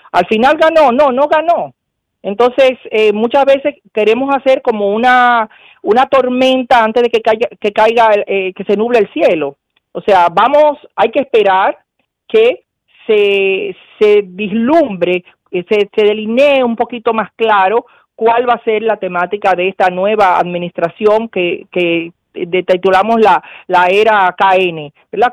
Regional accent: Dominican Republic; somos dominicanos

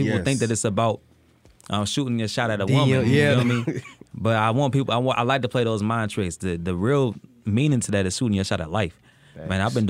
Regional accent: Detroit, Michigan, United States; I'm from Detroit. I come from that musical background.

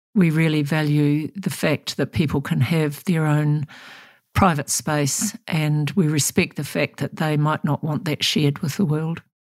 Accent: New Zealand; I'm about a seventh generation Kiwi. My family came out on the first boats. And so I'm probably as Kiwi as you get.

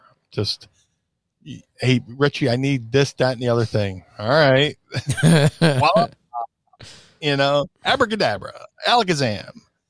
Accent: Atlantic City, New Jersey, United States; I grew up in Atlantic City.

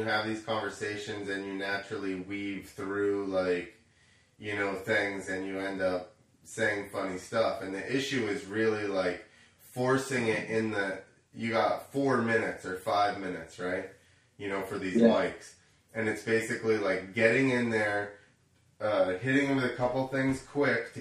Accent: New Jersey, United States; I'm from Jersey

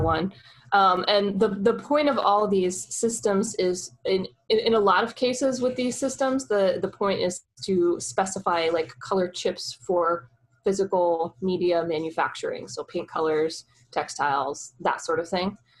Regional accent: Oklahoma, United States; I'm a girl from Oklahoma

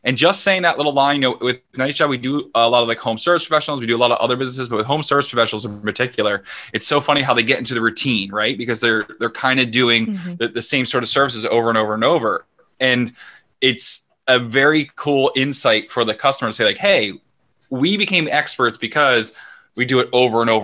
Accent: Philadelphia, Pennsylvania, United States; moved away as an adult; now in Vancouver, Canada; I'm from Philadelphia.

